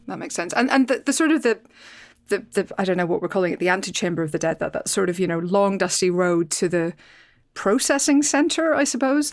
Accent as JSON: {"language": "English", "region": "Northern Ireland", "country": "United Kingdom", "tie": "born or raised there", "said": "I come from Northern Ireland, so I, I grew up near the Giant's Causeway"}